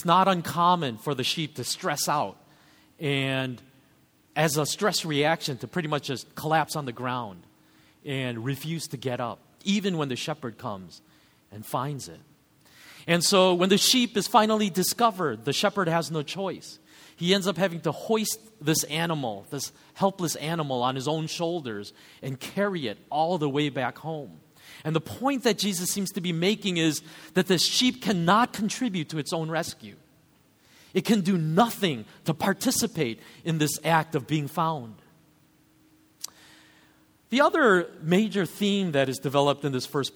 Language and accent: English; United States; as an American reader of this story